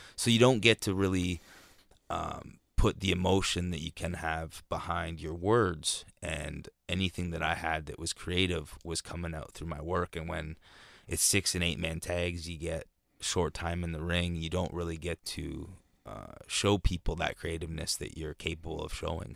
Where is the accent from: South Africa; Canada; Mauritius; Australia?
Canada; even being Canadian.